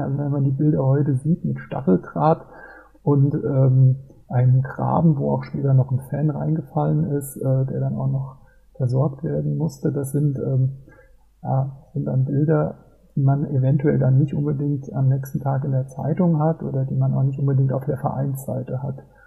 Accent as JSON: {"language": "German", "town": "Mainz", "region": "Rhineland-Palatinate", "country": "Germany", "tie": "born or raised there", "said": "ich bin 48 Jahre alt und bin gebürtiger Mainzer"}